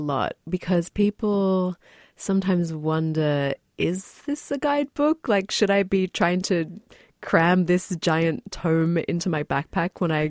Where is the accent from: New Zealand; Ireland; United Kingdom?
New Zealand; born there; when I was a kid, I was born in New Zealand and I visited with my family this place called the Waitomo Glowworm Caves.